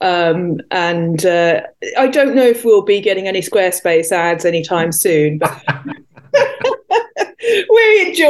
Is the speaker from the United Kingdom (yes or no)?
yes; England, United Kingdom; I am English after all